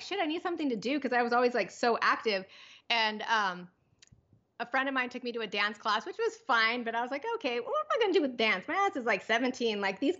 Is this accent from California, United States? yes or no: yes; Pomona, California, United States; born there; No, actually I was born in Pomona. My dad came to the US when he was 18 and came to California.